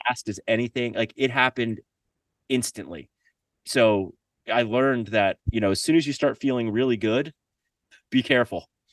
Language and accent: English; Florida, United States; moved away; also born or lived in Central America; growing up in Florida